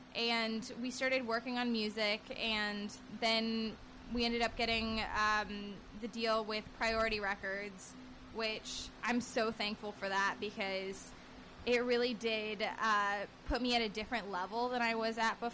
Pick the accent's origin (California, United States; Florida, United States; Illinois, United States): California, United States; Northern; now in Los Angeles, United States; we were from the same exact place in Northern California.